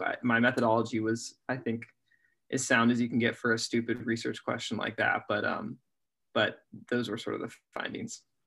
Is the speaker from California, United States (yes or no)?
no; Oregon, United States; I'm from Oregon